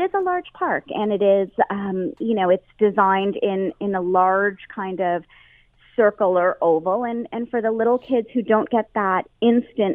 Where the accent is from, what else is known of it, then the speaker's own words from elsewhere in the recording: Canada; a Canadian